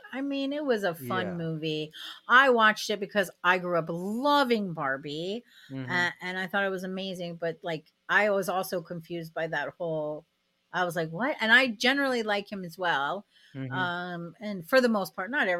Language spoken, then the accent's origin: English; Sarasota, Florida, United States; moved away as an adult; now in Canada; I'm from Florida. So that should tell you, like, I grew up in a red state